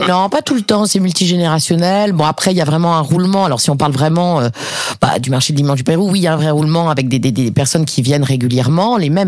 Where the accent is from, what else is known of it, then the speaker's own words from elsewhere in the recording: Paris, Île-de-France, France; now in Montpellier, France; j'ai grandi à Paris avec euh, avec ma mère